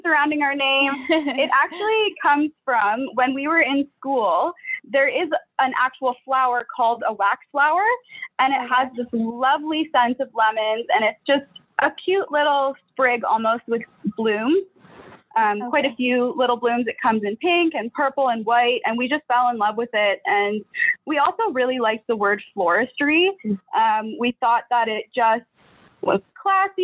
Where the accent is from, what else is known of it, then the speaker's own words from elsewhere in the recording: Stouffville, Ontario, Canada; We are from Stouffville. We grew up together